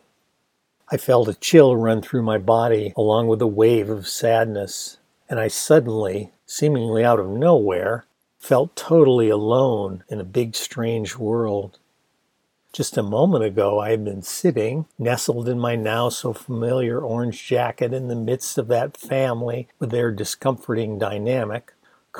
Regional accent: Ann Arbor, Michigan, United States; my hometown was named after two women named Ann, who settled the town with their husbands and were into planting things, thus the name Arbor

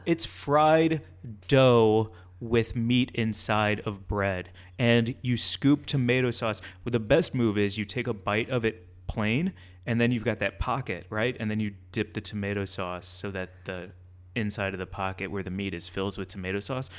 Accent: Midwest, United States; moved away; we're both from the Midwest

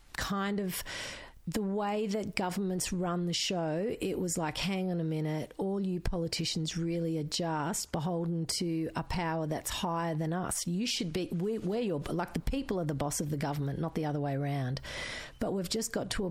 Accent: Geelong, Victoria, Australia; first language Croatian; English is a second language; School was hard, but I went to Holy Family Primary School in Geelong

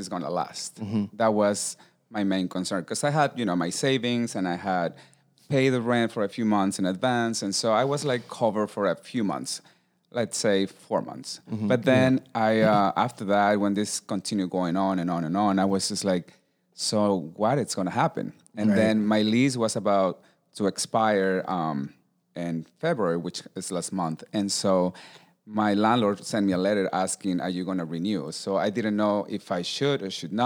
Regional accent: Mexico City, Mexico; moved away as an adult; also born or lived in West Hollywood, United States; now in Los Angeles, United States; I'm originally from Mexico City, born and raised. I moved here when I was 24 years old

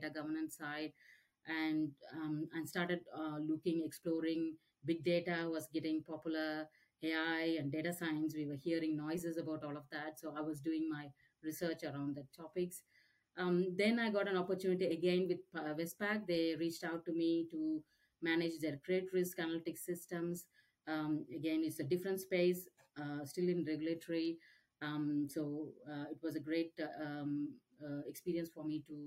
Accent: Chennai, Tamil Nadu, India; moved away as an adult; now in Australia; I'm from India, Chennai, South India. So did all my schoolings and finished my MBA, then migrated to Australia.

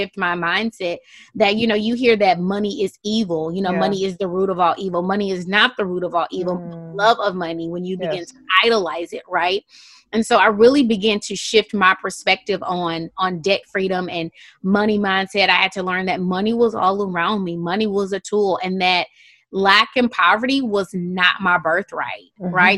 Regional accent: Houston, Texas, United States; moved away as an adult; also born or lived in Qatar; And I'm from Houston, Texas

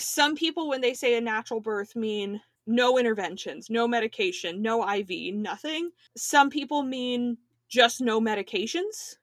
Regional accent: Miami, Florida, United States; I was born near South Beach in Miami.

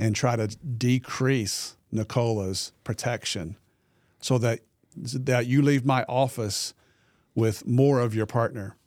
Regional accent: the Delta, Arkansas, United States; I grew up in the Delta. very, very poor part of Arkansas.

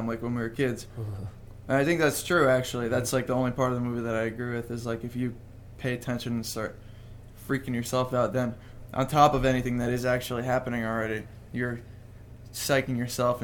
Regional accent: New Jersey, United States; moved away; also born or lived in New York; I was born in New Jersey and then lived in New York for a while and then moved

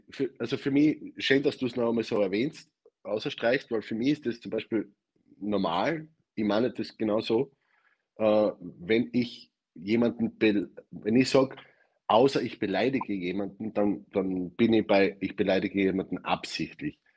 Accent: Styria, Austria; also born or lived in Vienna; now in Carinthia, Austria; Ich komme aus der Steiermark, war fünf Jahre in Wien und lebe jetzt in Kärnten. Ich kann nicht schön sprechen.

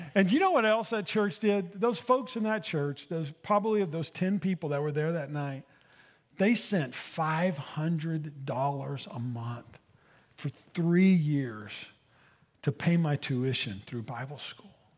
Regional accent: Ada, Oklahoma, United States; moved away; I grew up in Ada, Oklahoma

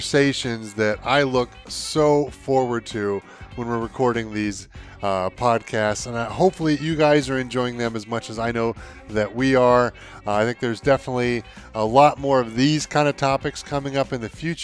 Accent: United States; I'm American

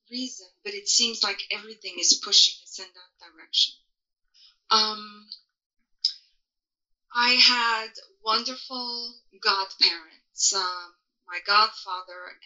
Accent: Portugal; moved away; I was born in Europe, in a small country in Western Europe called Portugal.

